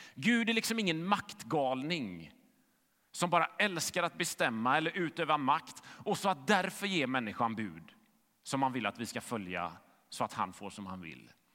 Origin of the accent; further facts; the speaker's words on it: Gothenburg, Västra Götaland, Sweden; Jag växte upp i Fiskebäck i västra Göteborg